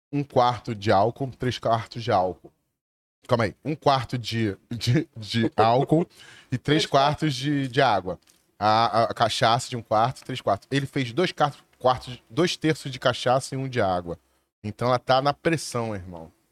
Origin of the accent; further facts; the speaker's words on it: Rio de Janeiro, Brazil; eu sou nascido e criado na Zona Sul, no Leme